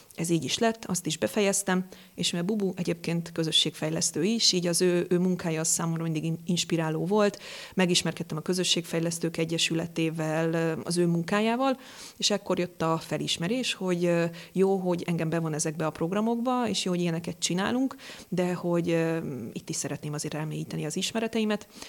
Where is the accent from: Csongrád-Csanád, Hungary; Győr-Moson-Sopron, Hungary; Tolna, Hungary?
Tolna, Hungary; Dombóvár; moved away as an adult; now in Pécs, Hungary; Én egy kis városból jövök, Dombováron születtem